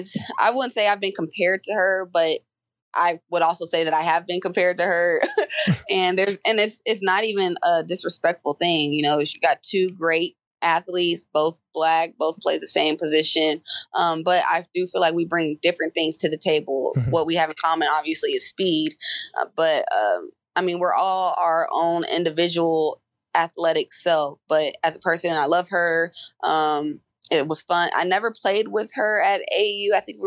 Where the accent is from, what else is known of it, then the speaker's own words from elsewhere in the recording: Covington, Georgia, United States; I'm from Covington. She's from McDonough. And that's literally like her house is 20 minutes away from my house.